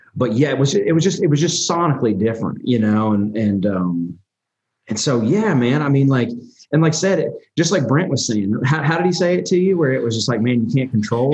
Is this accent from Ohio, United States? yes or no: no; Nashville, Tennessee, United States; also born or lived in Albany, New York; we moved to Nashville when I was, God, man, I was probably three years old